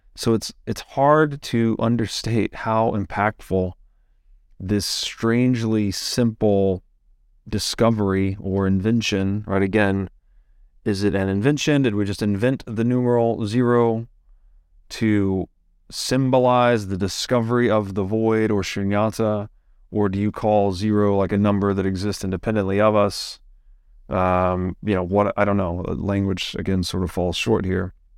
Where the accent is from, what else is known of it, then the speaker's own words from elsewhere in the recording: the South, United States; I grew up in the Christian South